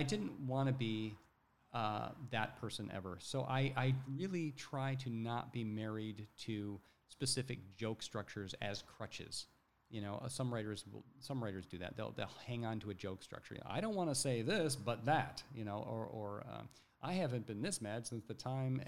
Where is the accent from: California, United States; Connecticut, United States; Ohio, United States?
Ohio, United States; growing up in Ohio